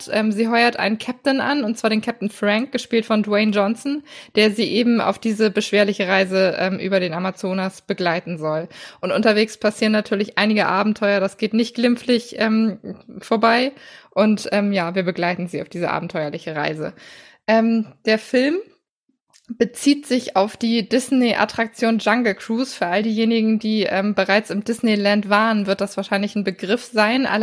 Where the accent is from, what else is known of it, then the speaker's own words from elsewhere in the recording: Northern Germany, Germany; gerade als Norddeutscher hat man ja, wenn man äh, in Richtung Süden blickt, manchmal immer so ein paar Klischees im Kopf.